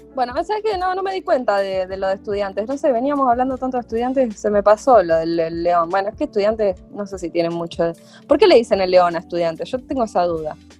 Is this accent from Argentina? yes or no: yes; Cañada Rosquín, Santa Fe, Argentina; also born or lived in Rosario; Con mi familia futbolera íbamos los domingos a ver a la lluve como llamaban al club de mi pueblo, Cañada Rosquín